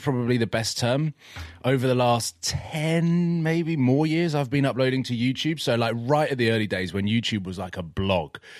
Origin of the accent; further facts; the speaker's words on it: Watford, East of England, United Kingdom; where I grew up, I grew up in Watford